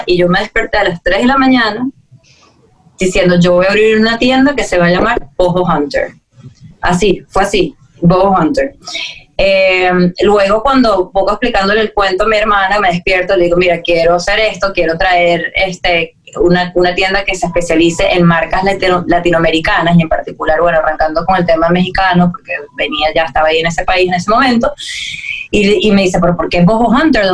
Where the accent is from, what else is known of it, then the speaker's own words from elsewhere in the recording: Venezuela; siendo venezolana, de Venezuela